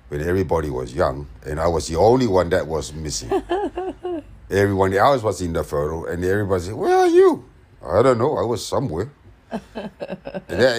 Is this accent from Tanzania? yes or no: no; Apia, Samoa; English is a second language; also born or lived in Auckland, New Zealand; now in Sydney, Australia; we moved to Apia, in Matautu, when I was crawling.